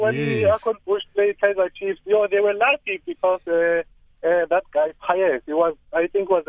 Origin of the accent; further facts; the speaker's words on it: Mbombela, Mpumalanga, South Africa; at my hometown here in my location, Kapokweni